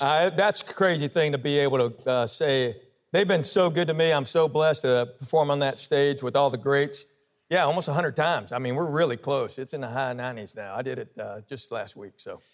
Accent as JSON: {"language": "English", "town": "Knoxville", "region": "Tennessee", "country": "United States", "tie": "born or raised there", "said": "I was born and raised in Knoxville, Tennessee."}